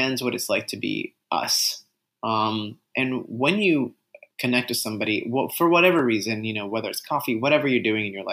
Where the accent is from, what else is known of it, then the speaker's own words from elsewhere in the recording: Puerto Rico; first language Spanish; English is a second language; I was Puerto Rican, born and raised